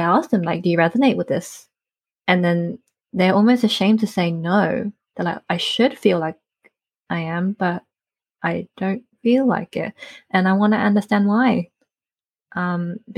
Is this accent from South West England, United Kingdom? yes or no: yes; North Devon, South West England, United Kingdom; I grew up in North Devon, which is it's part in the countryside in England, here in the UK